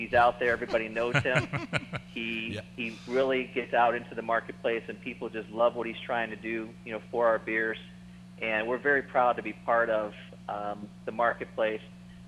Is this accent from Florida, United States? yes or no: no; Cleveland, Ohio, United States; also born or lived in Pittsburgh, Pennsylvania; I'm from Cleveland.